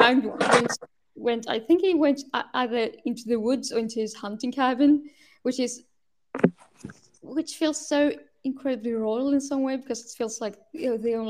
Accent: Sweden; English is a second language; I was born in Sweden. I was actually born quite close to where I live now.

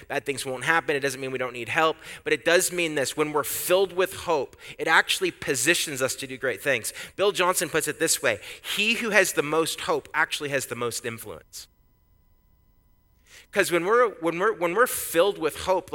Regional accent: Canada; now in United States; I'm Canadian

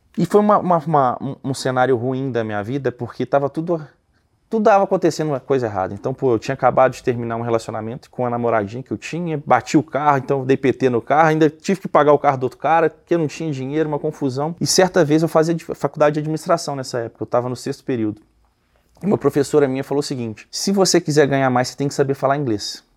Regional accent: Belo Horizonte, Minas Gerais, Brazil; moved away as an adult; also born or lived in United States; now in Nova Lima, Brazil; eu sou de Belo Horizonte, né? Hoje eu moro em Nova Lima, uma cidade que fica bem próximo de BH, a gente está alguns minutos de BH. E eu nasci e cresci aqui

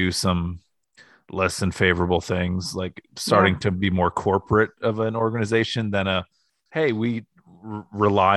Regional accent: Northeast Ohio, United States; now in Columbus, United States; I grew up in Ohio and I liked Ohio State when I was in like Northeast Ohio

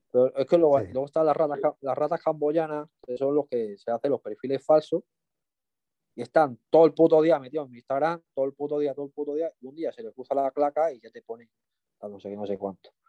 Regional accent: Mallorca, Balearic Islands, Spain; fui a visitar un tío mío, yo que soy de Mallorca, y lo vi allí en el, Arenal

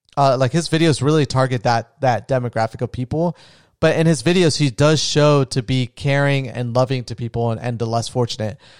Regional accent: Florida, United States; also born or lived in Colombia; I was raised in Florida

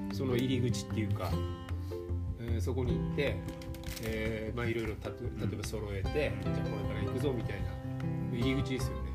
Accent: Ibaraki, Japan; えっともうもう茨城

